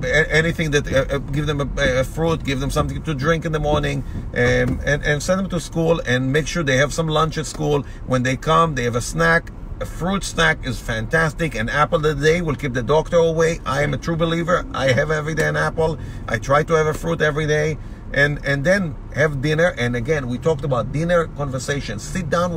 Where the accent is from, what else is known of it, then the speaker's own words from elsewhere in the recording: Boston, Massachusetts, United States; we are coming from Boston.